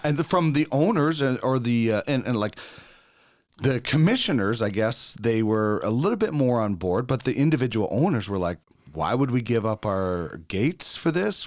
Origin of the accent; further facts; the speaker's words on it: Canada; every Canadian kid